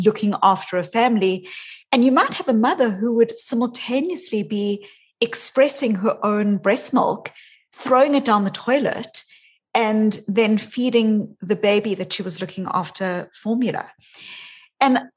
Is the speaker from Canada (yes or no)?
no; South Africa; also born or lived in New Zealand / Australia; now in Boston, United States; I grew up in South Africa. And when I was a child, I was born as a white South African